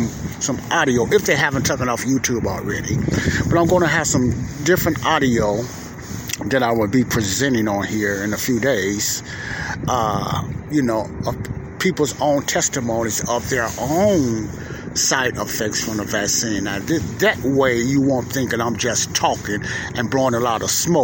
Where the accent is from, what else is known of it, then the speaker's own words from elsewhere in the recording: Chicago, Illinois, United States; I'm here at the lakefront in my hometown of Chicago, Illinois